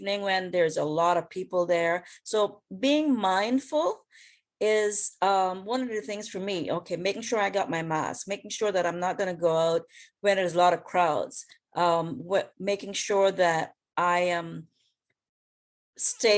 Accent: West Bay, Cayman Islands; also born or lived in Washington, D.C.; now in Florida, United States; I'm from West Bay, right? Originally

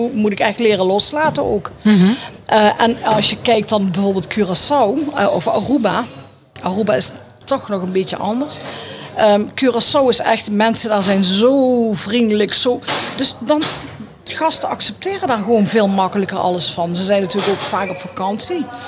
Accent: Netherlands; als Nederlanders

